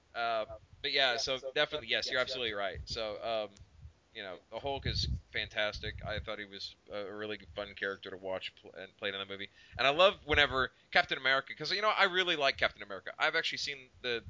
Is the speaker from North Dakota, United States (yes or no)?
no; Oklahoma, United States; we're from Oklahoma, so we know what redneck sounds like around here.